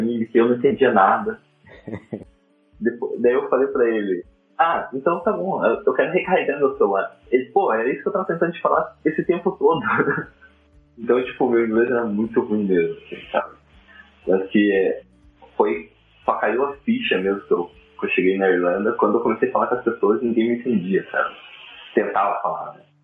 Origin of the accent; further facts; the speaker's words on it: Curitiba, Paraná, Brazil; also born or lived in Ireland; sou de Curitiba